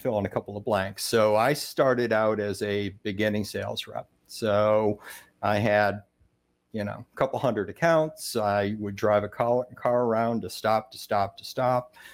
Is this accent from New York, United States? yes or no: yes; Rochester, New York, United States; I grew up in Rochester, New York